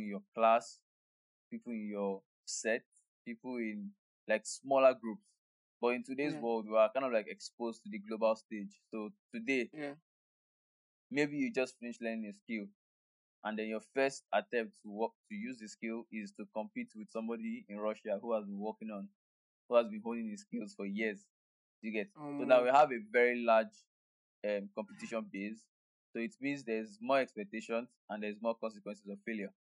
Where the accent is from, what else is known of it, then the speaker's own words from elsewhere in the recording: Nigeria; being a Nigerian